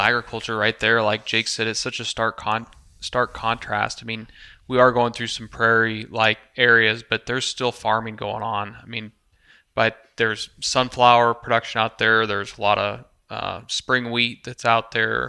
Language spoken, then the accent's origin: English; Midwest, United States; we're all three from the Midwest here.